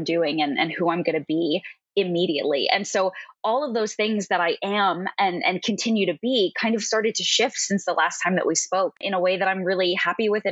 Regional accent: Long Island, New York, United States; also born or lived in Manhattan, New York; I am originally from Long Island, New York. Right now I live on the Upper East Side of Manhattan

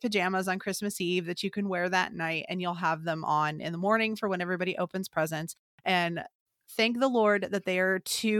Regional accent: Illinois, United States; now in Nebraska, United States; I'm from Illinois. I was born and raised there.

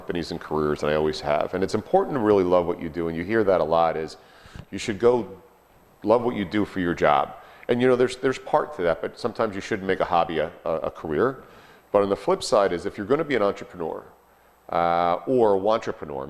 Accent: Hicksville, New York, United States; also born or lived in Dayton, Ohio; I'm a Hicksville, New York boy

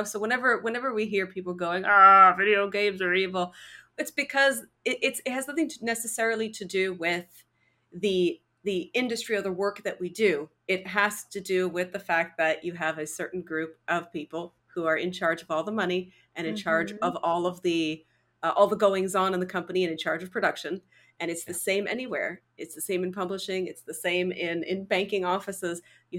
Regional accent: Canada; I'm from Canada. We die from exposure here.

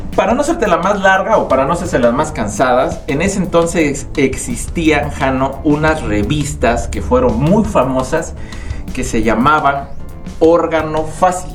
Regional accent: United States; los tres hermanos nacimos en Estados Unidos. Mi mamá eh, se fue como migrante a Estados Unidos y los tres hermanos somos pochos

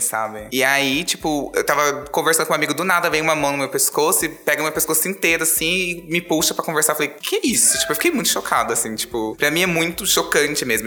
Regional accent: Diadema, São Paulo, Brazil; Eu sou de Diadema, do Grande ABC

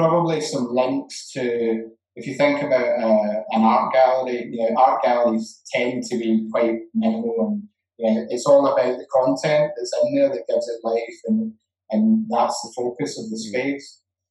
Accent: Glasgow, Scotland, United Kingdom; One of them is that I'm Scottish, and Scotland's football team's rubbish.

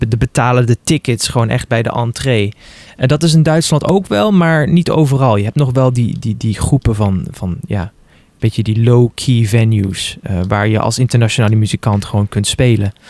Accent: Netherlands; now in Luxembourg; Ik ben gewoon, ben gewoon Nederlander

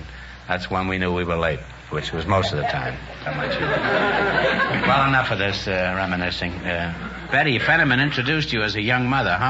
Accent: New York City, New York, United States; moved away; when I first left New York, I was born in 78th Street in New York.

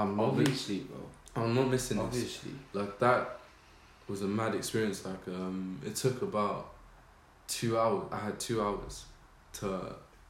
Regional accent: Cardiff, Wales, United Kingdom; I'm from Cardiff

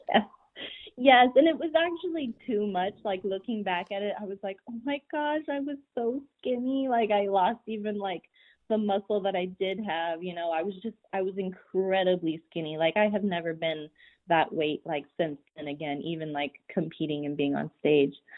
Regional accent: Pueblo, Colorado, United States; now in McAllen, United States; I am actually originally from Pueblo, Colorado.

